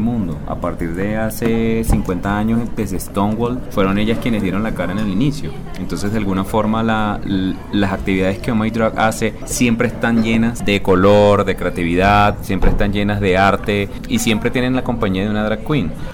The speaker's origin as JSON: {"language": "Spanish", "country": "Venezuela", "moved": "yes", "lives_now": "Colombia", "said": "yo no soy colombiano, yo soy venezolano"}